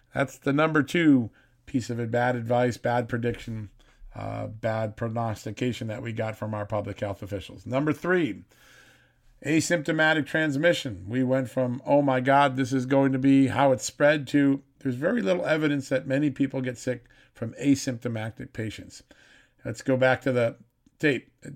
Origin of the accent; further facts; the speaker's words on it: United States; my hometown area, New York City, Connecticut